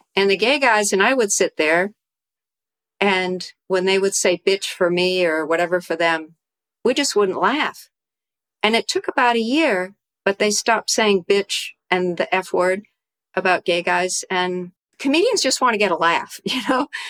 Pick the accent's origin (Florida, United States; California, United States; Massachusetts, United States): Massachusetts, United States; also born or lived in New York / Tokyo, Japan; now in Connecticut, United States; I grew up in Massachusetts